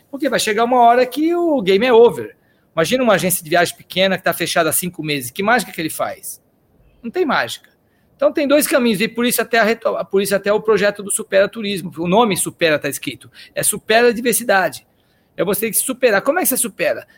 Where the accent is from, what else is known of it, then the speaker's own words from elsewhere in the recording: São Paulo, Brazil; also born or lived in Austria; eu sou um cara que nasci aqui em São Paulo, comecei a trabalhar com 17 anos de guia turístico